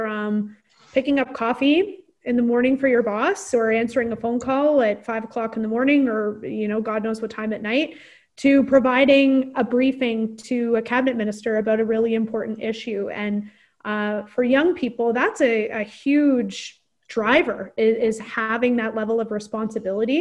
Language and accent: English; Omemee, Ontario, Canada; I'm from Omimi. I'm from the Corth Lakes.